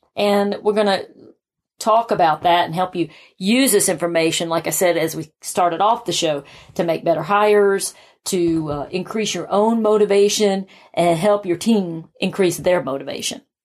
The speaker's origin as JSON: {"language": "English", "region": "South Carolina", "country": "United States", "tie": "born or raised there", "moved": "as an adult", "lives_now": "Atlanta, United States", "said": "I had moved to Atlanta from my hometown of South Carolina"}